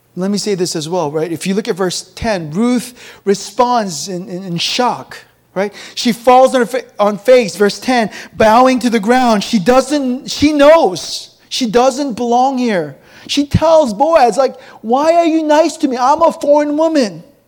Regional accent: South Korea; moved away; also born or lived in McLean, Virginia, United States; I grew up in the countryside of Korea, one traffic light

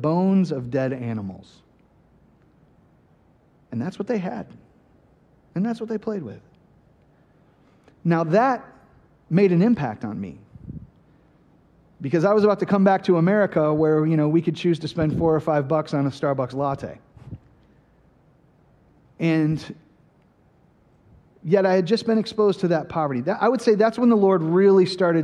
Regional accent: Flint, Michigan, United States; I grew up in Flint, Michigan, which is kind of a very poor city now

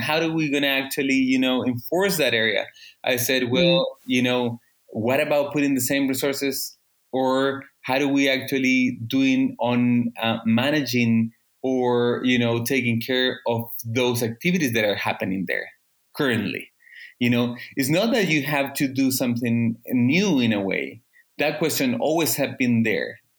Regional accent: Chile; I am from Chile, the second um, biggest producer of salmon

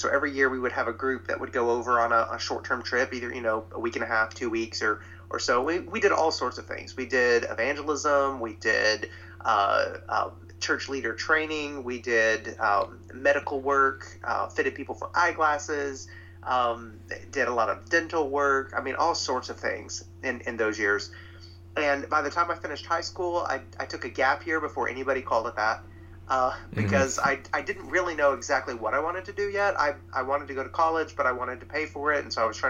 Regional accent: Middle Tennessee, United States; I grew up in Middle Tennessee

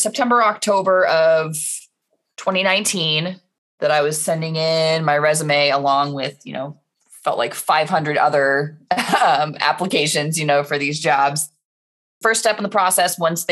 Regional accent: Indianapolis, Indiana, United States; moved away as an adult; also born or lived in Rochester, New York; now in Omaha, United States; I was back in Indiana for a year. That's where I grew up, west side of Indianapolis.

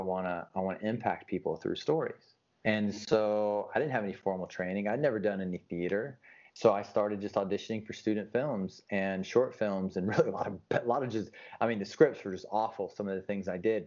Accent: the South, United States; And growing up in the South, especially as a young man

